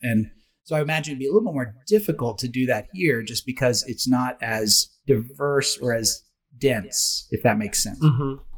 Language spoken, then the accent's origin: English; Oklahoma, United States; moved away; I grew up in Oklahoma, uh, which is Indian country, Indian territory